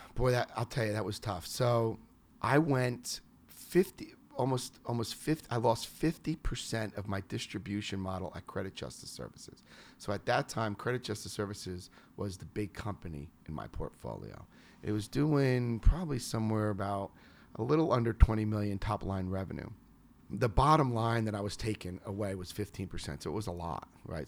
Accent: New York, United States; moved away; I'm from New York

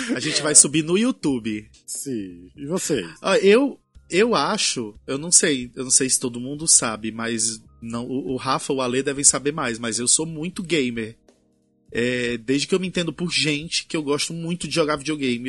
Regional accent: Brazil; somos brasileiros

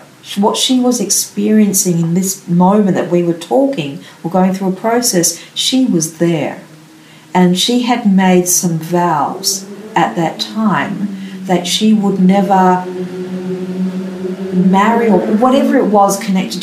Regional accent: Melbourne, Victoria, Australia; also born or lived in Canberra; growing up in Melbourne

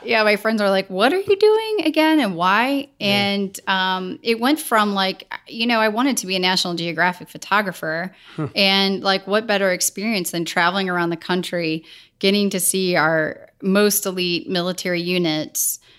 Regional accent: St. Louis, Missouri, United States; I was born and raised in St. Louis

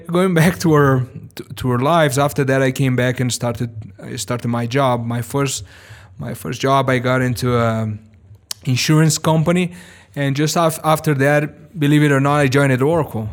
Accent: São Paulo, Brazil; English is a second language; also born or lived in Missouri, United States; I was born and raised in Sao Paulo, Brazil

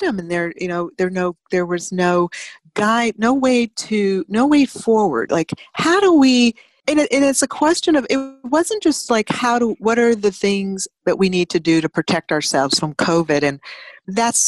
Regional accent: United States; ourselves as American

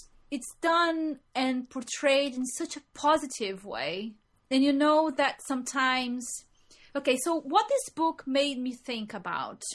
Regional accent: Brazil; moved away as an adult; now in England; we are from Brazil, and we come to England

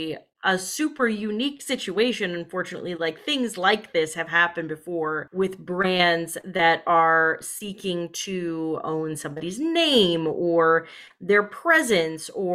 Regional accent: Denver, Colorado, United States; now in Brooklyn, United States; we're all originally from Denver and none of us live there now. I live in Brooklyn

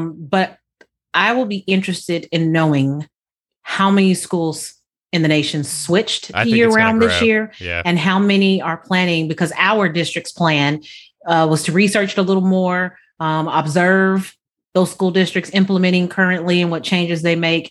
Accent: Southern California, United States; born or raised there; moved away

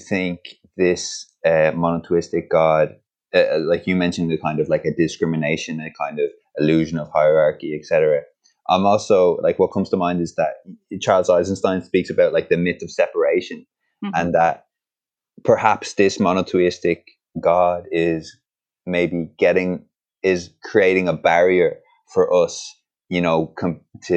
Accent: Ireland; Growing up in Ireland, I was kind of afraid of the word God

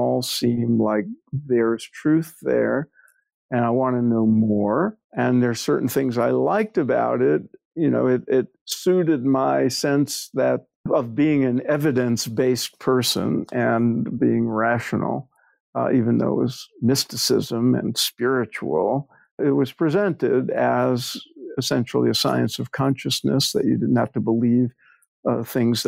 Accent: New York City, New York, United States; I grew up in New York, in Brooklyn, before it was fashionable

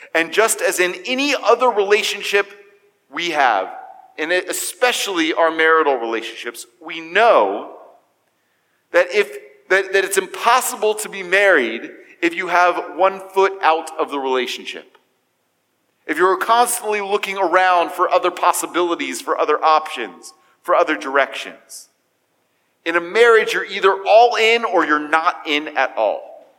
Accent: United States; As American Jews

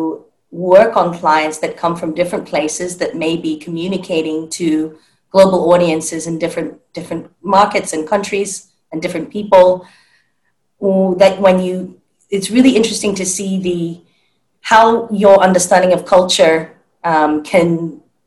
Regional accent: Hong Kong; I grew up in Hong Kong

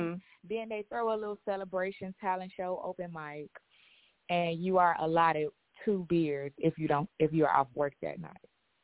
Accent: Chicago, Illinois, United States; I'm from Chicago.

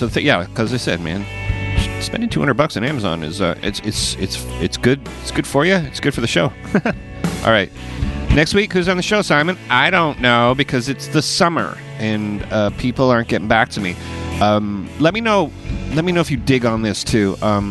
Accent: Chicago, Illinois, United States; That's the way I talk. I'm talking from like I'm from Chicago.

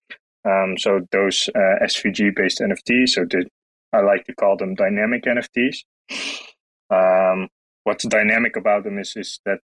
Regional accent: Netherlands; I'm from the Netherlands. Also currently residing in the Netherlands.

